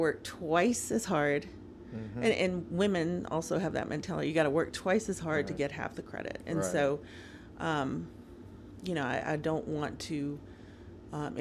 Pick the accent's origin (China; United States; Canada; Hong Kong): United States; Nashville, Tennessee; also born or lived in Bogota, Colombia; I grew up in the South